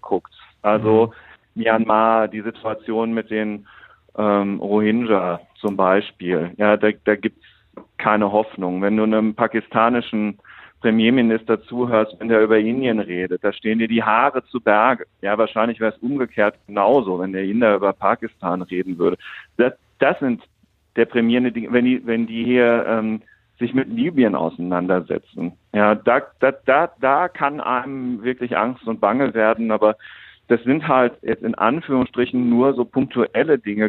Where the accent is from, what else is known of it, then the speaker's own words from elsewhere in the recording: Germany; wir in Deutschland